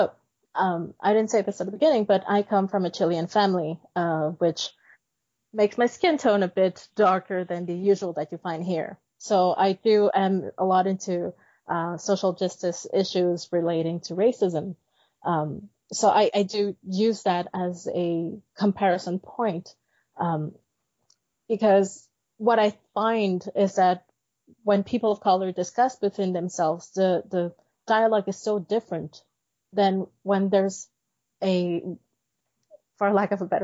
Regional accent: Montreal, Quebec, Canada; I'm from Montreal in Quebec in Canada, North America.

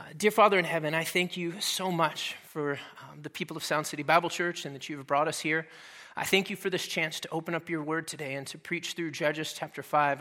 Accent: Dallas, Texas, United States; moved away; I'm originally from Texas, and we kinda grew up out in the country a little bit, uh, on the north side of Dallas

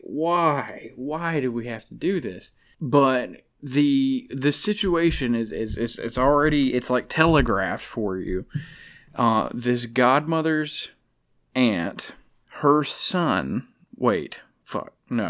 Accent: Alabama, United States; I'm from Alabama. I was raised around animals.

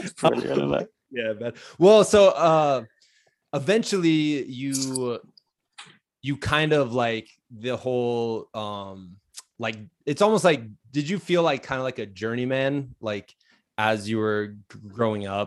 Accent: Midwest, United States; And I'm from the Midwest originally.

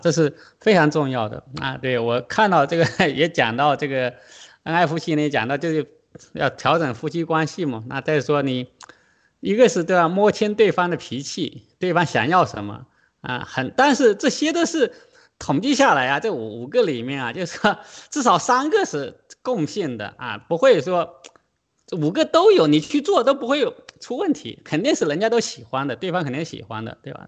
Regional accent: China; 我们中国人

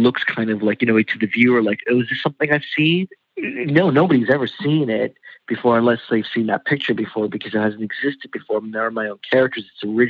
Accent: India; a lot of what I grew up looking at in India, and maybe just because it's just India in general, was just leftover colonialism.

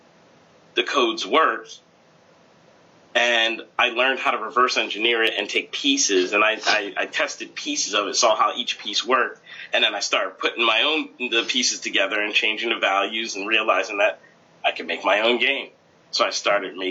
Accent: United States; I was born in the States

